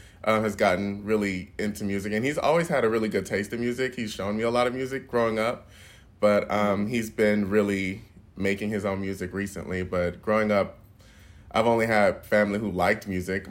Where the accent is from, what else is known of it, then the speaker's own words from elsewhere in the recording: Houston, Texas, United States; I grew up in Houston